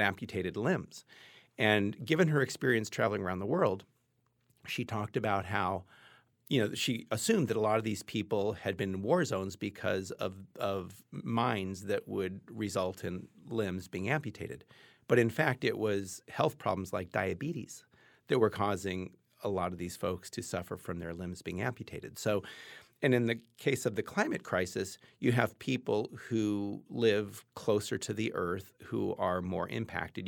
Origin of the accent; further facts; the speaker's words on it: Los Angeles, California, United States; I grew up in Los Angeles in a middle class white house with a lot of privilege